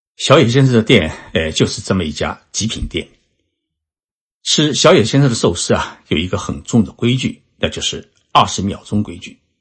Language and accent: Chinese; China; now in Japan; 我们中华人民共和国